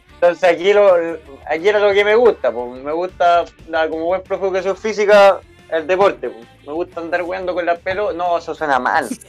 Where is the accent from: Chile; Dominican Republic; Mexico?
Chile; como güey chileno, me gusta tomar